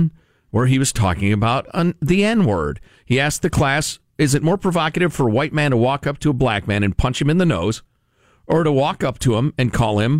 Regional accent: Midwest, United States; Growing up in the Midwest where it snows a lot, in the 70s

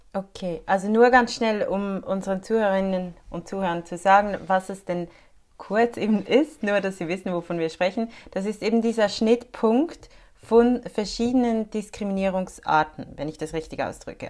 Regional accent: Switzerland; bei uns in der Schweiz

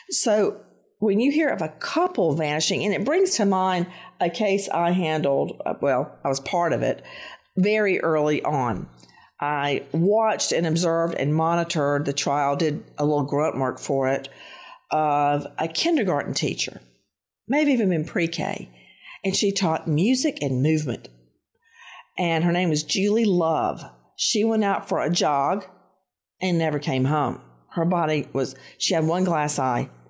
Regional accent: Tennessee, United States; now in Florida, United States; Tennessee is home, so I'm familiar with those windy mountain roads.

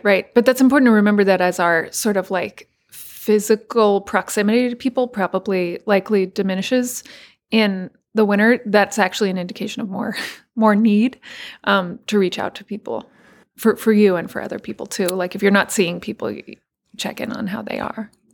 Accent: Texas, United States; moved away; I'm from Texas, my family's in Texas

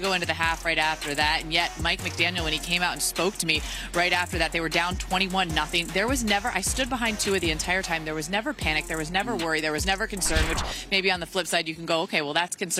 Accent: Canada; I'm Canadian.

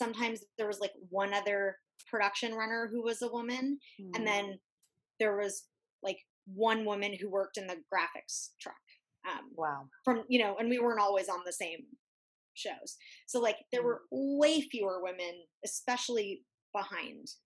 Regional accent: Santa Monica, California, United States; growing up in Santa Monica

